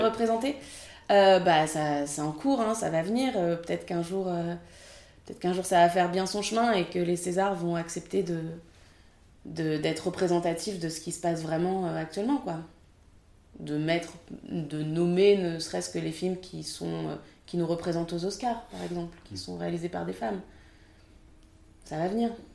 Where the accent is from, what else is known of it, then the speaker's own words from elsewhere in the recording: France; je suis française